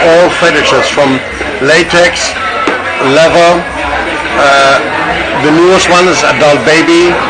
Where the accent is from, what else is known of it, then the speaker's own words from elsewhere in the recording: Germany; also born or lived in Orange County, California; now in Las Vegas, United States; I am originally from Germany.